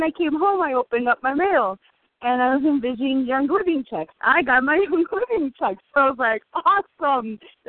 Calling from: Illinois, United States; I'm calling from Illinois.

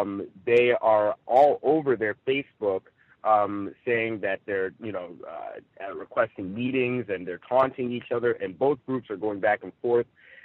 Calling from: Rancho Cucamonga, California, United States; I'm reporting live from Rancho Cucamonga here in Southern California.

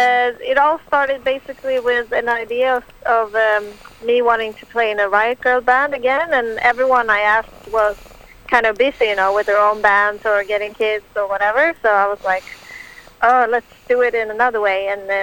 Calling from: Stockholm, Stockholm County, Sweden; I'm calling from Stockholm, Sweden. It's 10 o'clock in the evening right now.

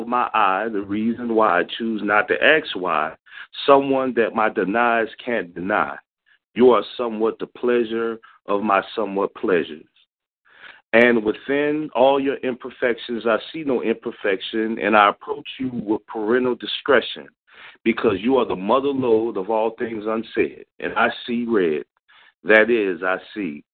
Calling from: Philadelphia, Pennsylvania, United States; I'm calling in from Philly.

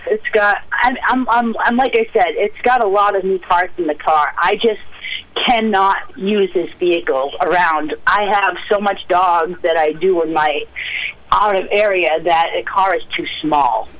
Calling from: Mexico, Maine, United States; I'm calling from Mexico

